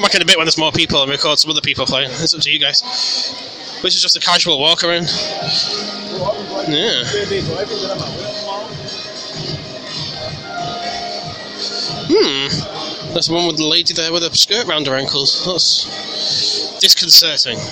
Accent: United Kingdom; I'm British

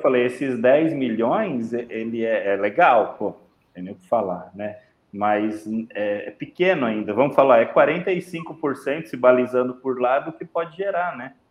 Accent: São Paulo, Brazil; Eu sou paulistano

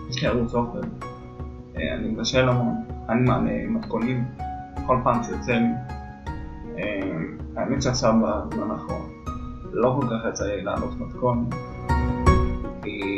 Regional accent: Jerusalem, Jerusalem District, Israel; אה, ואני ירושלמי, בן 29

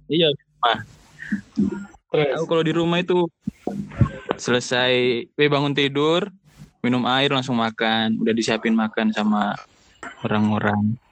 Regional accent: Palu, Central Sulawesi, Indonesia; now in Malang, Indonesia; Aku dari Sulawesi Tengah. Kadang {S1} Tepatnya kota? {S0} Kota Palu.

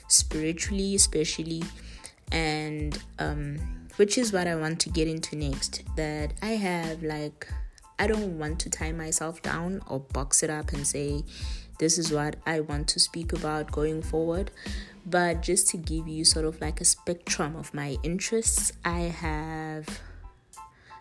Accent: Estcourt, KwaZulu-Natal, South Africa; I am from Estcourt, which is a small town based in KZN, which is in South Africa.

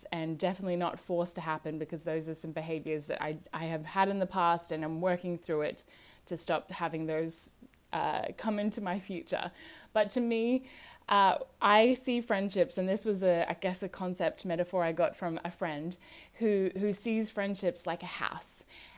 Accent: Australia; I'm originally from Australia, although I do sound American, so as you may listen to this, you might sound or pick up some different accents.

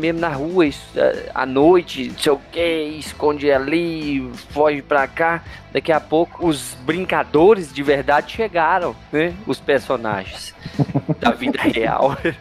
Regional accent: Planaltina, Federal District, Brazil; Eu, eu morei na minha infância lá no Mestre Darmas, né? Um bairro aqui de Planaltina

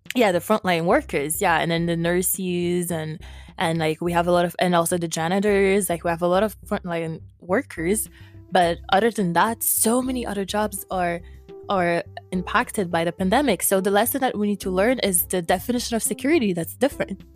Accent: Haiti; now in Montreal, Canada; I'm from Haiti in the Caribbean

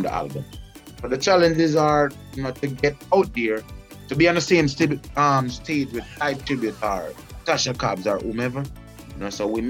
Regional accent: Jamaica; moved away as an adult; now in Atlanta, United States; Being a Jamaican

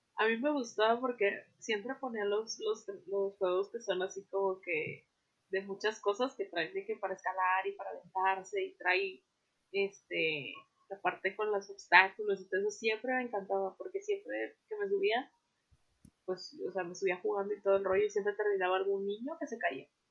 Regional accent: Veracruz, Mexico; now in Monterrey, Mexico; yo soy de Veracruz

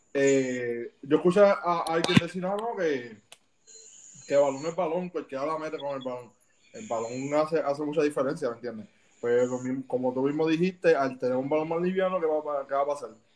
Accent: Puerto Rico; los que venimos de Puerto Rico

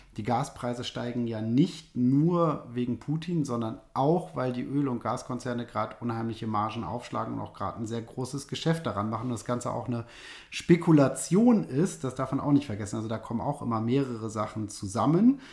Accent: Germany; bei uns in Deutschland

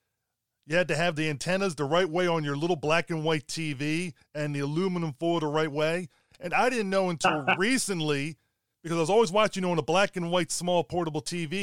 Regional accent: Baltimore, Maryland, United States; I grew up in the Baltimore area.

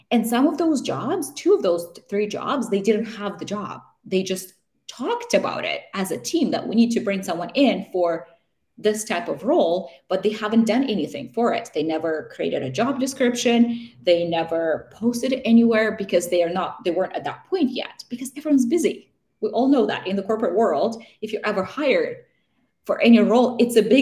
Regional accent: Vancouver, British Columbia, Canada; hey, I'm from Vancouver and I'm just visiting and I'm moving to the city.

